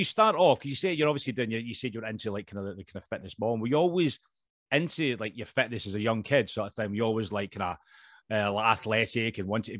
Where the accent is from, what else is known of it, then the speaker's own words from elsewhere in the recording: Scotland, United Kingdom; Being Scottish, I'm kind of allergic to the sun. It's like my arch nemesis. We're not used to it up north of the border